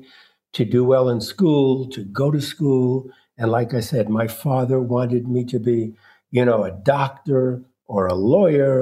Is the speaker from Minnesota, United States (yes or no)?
no; New York City, New York, United States; I was born in Brooklyn, New York in 1941, my dad spoke no English